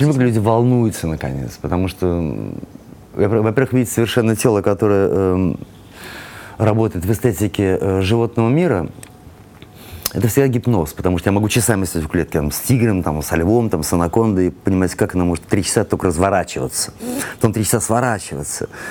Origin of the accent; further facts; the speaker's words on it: Saint Petersburg, Russia; moved away; мы же из Питера все